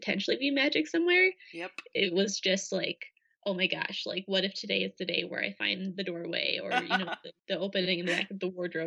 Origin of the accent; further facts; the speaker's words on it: Minnesota, United States; So I grew up in Minnesota